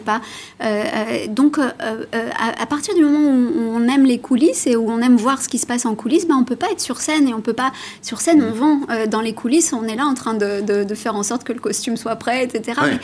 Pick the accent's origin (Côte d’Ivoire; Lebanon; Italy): Italy; je suis italienne